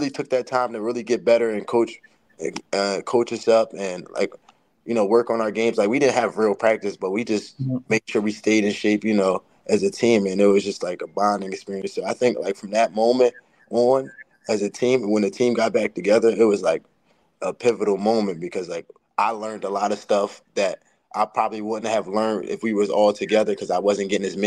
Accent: New Jersey, United States; I'm from Jersey

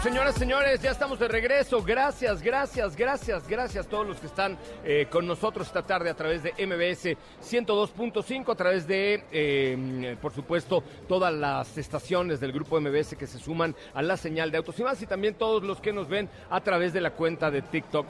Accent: Yucatán, Mexico; soy yucateco

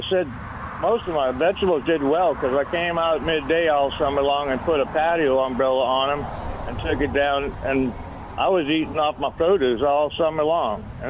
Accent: Chalmette, Louisiana, United States; moved away as an adult; also born or lived in New Orleans; that's where I went to high school

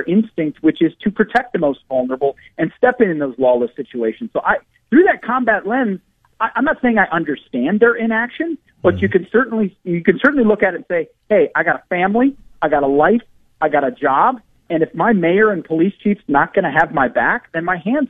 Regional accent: just north of Minneapolis and St. Paul, Minnesota, United States; I'm from Minnesota. I was born and raised just north of Minneapolis and St. Paul

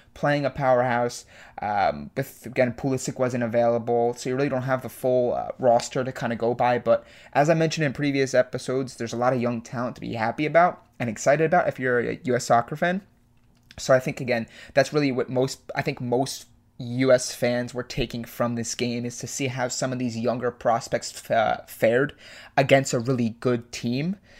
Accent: United States; as an American sports fan

